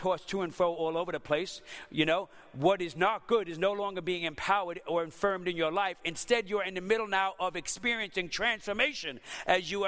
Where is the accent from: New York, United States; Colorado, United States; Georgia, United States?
New York, United States; New York City; moved away; I'm from Brooklyn, the city.